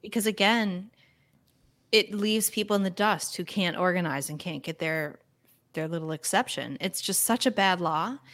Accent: United States; being an American

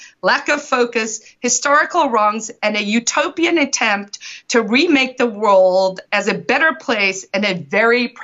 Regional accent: South Africa; moved away as an adult; also born or lived in New York City, United States; now in Manchester, United States; I immigrated from South Africa 25, 26 years ago

